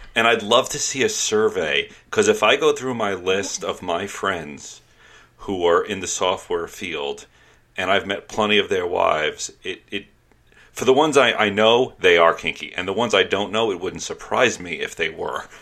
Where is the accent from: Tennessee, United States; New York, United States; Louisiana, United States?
New York, United States; New York City; I grew up in New York City